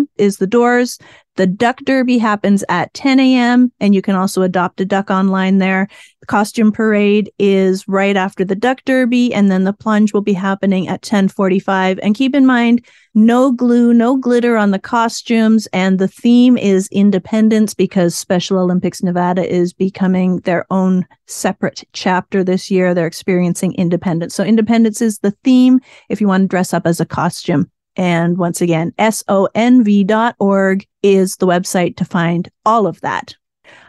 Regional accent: Canada; now in Las Vegas, United States; I was born in Canada, grew up in Canada

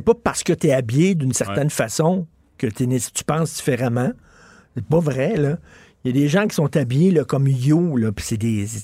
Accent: Montreal, Quebec, Canada; je viens de Verdun, c'est un milieu très modeste, sinon pauvre

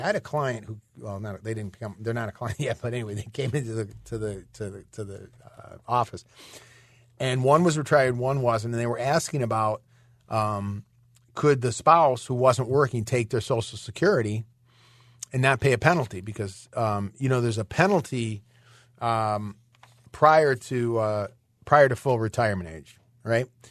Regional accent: Michigan, United States; moved away; I'm originally from Michigan

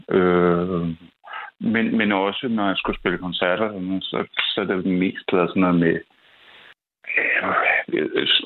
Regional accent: Copenhagen, Capital Region of Denmark, Denmark; Jeg er opvokset på Nørrebro.

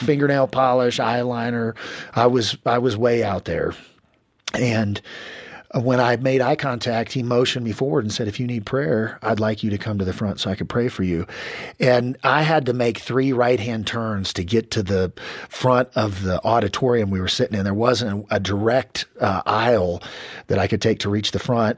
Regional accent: Kansas, United States; ended up back in my hometown in Kansas

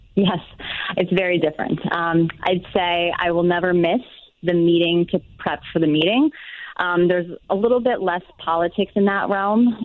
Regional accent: Wisconsin, United States; now in Eagan, United States; I am originally from Wisconsin

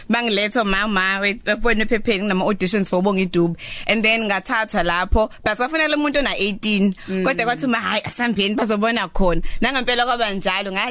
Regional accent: Amandawe, KwaZulu-Natal, South Africa; moved away as an adult; also born or lived in Mandeni; now in Durban, South Africa; ngazalwa emandeni ngakhulela emandeni ngafunda khona

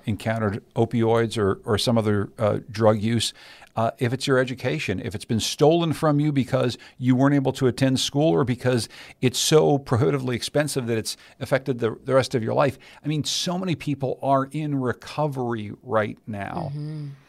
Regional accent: Pittsburgh, Pennsylvania, United States; I grew up in Pittsburgh, Pennsylvania

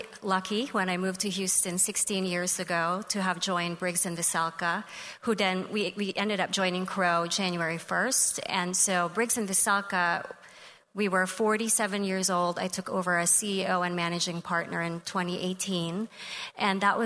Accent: Philippines; moved away as an adult; now in Texas, United States; I grew up in the Philippines

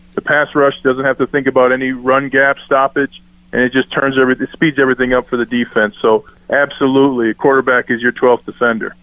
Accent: Minnesota, United States; now in Denver, United States; I'm from Minnesota

